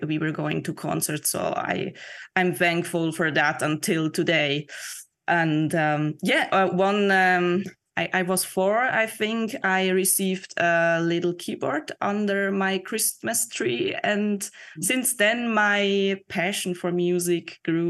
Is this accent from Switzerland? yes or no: yes; Lucerne, Switzerland; now in Zurich, Switzerland; So right now I live in Zurich.